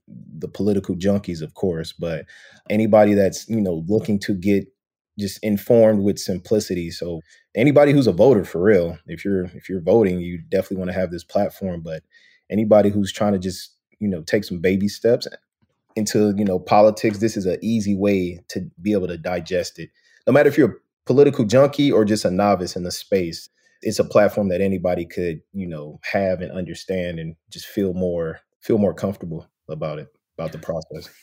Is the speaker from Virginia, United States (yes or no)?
no; St. Louis, Missouri, United States; growing up in St. Louis, Missouri